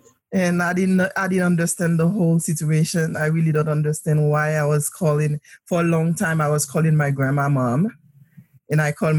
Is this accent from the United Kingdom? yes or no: no; Port-au-Prince, Haiti; moved away; I was born in Port-au-Prince, Haiti.